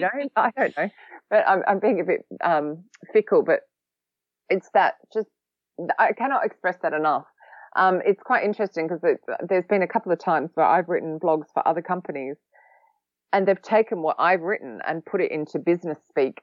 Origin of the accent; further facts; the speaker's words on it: Australia; now in London, United Kingdom; I'm also an Australian who has lived in London for a long time